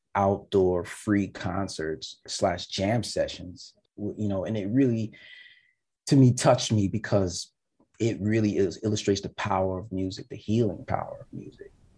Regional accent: United States; now in Montreal, Canada; I'm from America.

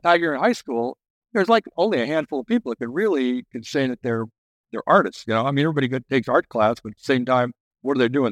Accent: Oceanside, California, United States; I grew up in Oceanside

